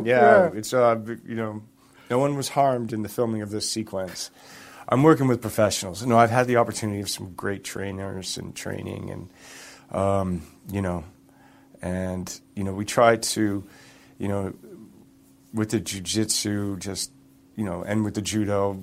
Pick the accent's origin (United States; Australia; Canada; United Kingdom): Canada; Toronto, Ontario; I grew up in Toronto, played a lot of hockey